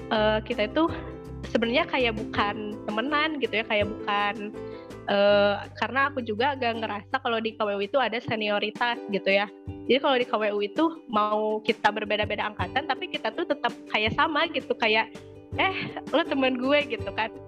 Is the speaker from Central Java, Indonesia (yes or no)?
no; West Java, Indonesia; khususnya mungkin kalau aku sebagai orang Sunda gitu ya e, menilainya tuh kayak gini